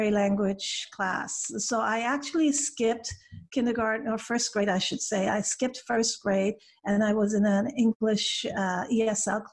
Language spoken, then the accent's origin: English; Vancouver, British Columbia, Canada; English is a second language; moved away as an adult; now in United States; my hometown in Vancouver, Canada